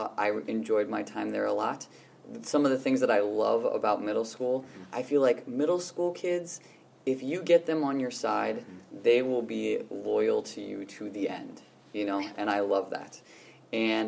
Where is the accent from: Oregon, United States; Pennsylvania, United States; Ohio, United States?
Pennsylvania, United States; Williamsport; now in Minnesota, United States; I grew up, my hometown is Williamsport, Pennsylvania